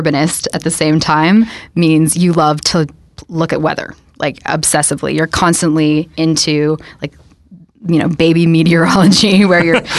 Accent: Toronto, Ontario, Canada; I grew up in High Park, so I'm used to being spoiled by trees and green space.

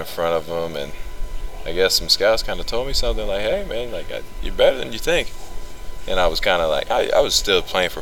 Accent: Culver City, California, United States; also born or lived in Gardena, California; I'm from Southern California in the Culver City area. I went to Sarah High School in Gardena

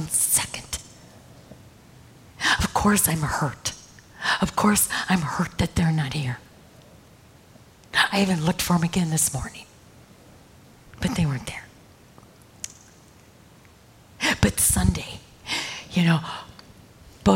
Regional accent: Michigan, United States; I came from Michigan.

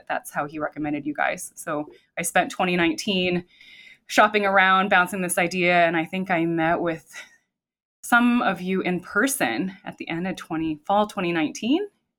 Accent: Midwest, United States; So I grew up in the Midwest, but my experience had been from elsewhere.

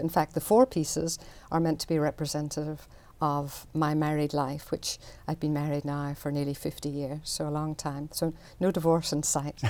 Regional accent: Belfast, Northern Ireland, United Kingdom; moved away; I grew up in Belfast

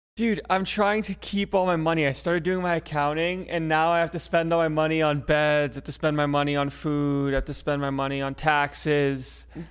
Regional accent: Florida, United States; I'm Florida man

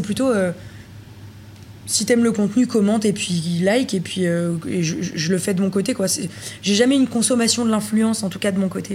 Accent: Villeurbanne, Auvergne-Rhône-Alpes, France; also born or lived in Lyon; je suis née à Lyon. Mhm. J'ai grandi à Villeurbanne dans une, euh, dans une petite cité.

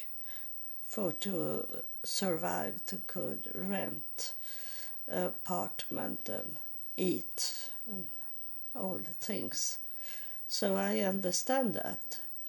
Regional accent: Sweden; accent: Swedish; first language Swedish; English is a second language; English is not my first language. I speak Swedish.

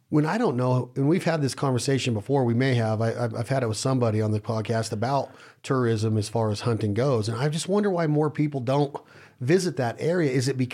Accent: Ohio, United States; Well, I'm from Ohio. We kill them.

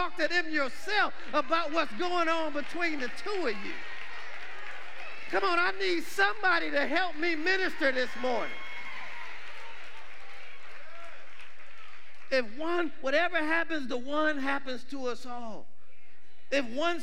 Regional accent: Detroit, Michigan, United States; I grew up in Detroit, Michigan

